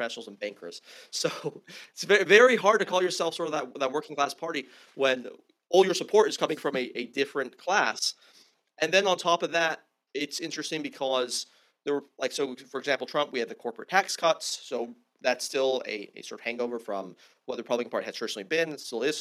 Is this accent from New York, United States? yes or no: no; California, United States; growing up in California